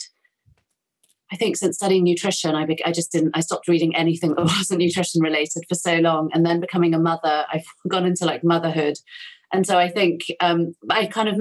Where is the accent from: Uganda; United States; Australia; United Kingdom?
United Kingdom; I'm so British